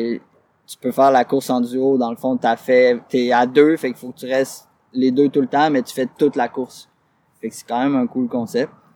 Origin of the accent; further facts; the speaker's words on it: Quebec, Canada; je suis québécois